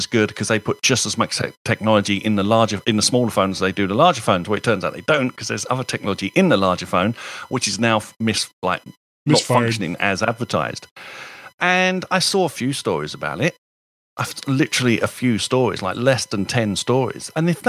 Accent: United Kingdom; As a Brit

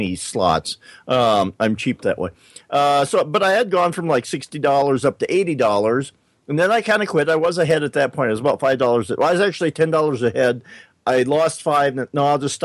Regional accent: South Dakota, United States; maybe I shouldn't be so hard on my home state here, but I always thought of South Dakota

